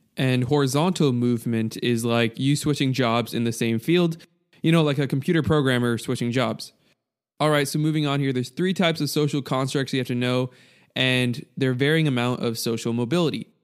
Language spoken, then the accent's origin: English; United States; I'm American